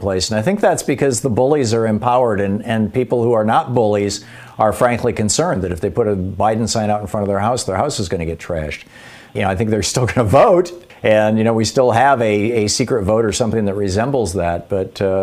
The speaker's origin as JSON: {"language": "English", "region": "Michigan", "country": "United States", "tie": "born or raised there", "said": "I was growing up in Michigan"}